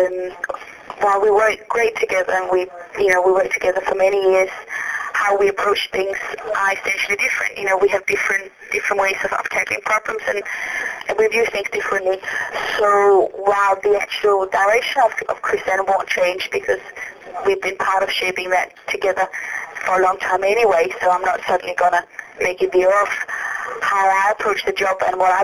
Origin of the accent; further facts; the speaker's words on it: Copenhagen, Capital Region of Denmark, Denmark; moved away as an adult; now in London, United Kingdom; My husband and I, we are originally from Denmark. We moved to London when we were only 18 to pursue our dancing